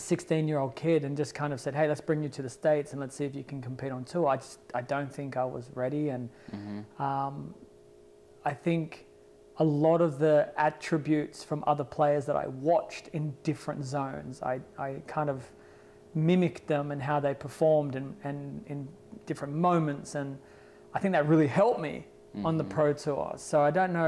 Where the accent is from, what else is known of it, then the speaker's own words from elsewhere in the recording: Australia; my hometown